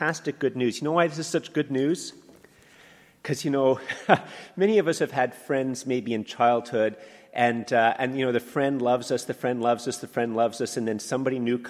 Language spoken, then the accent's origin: English; Canada; I'm a Canadian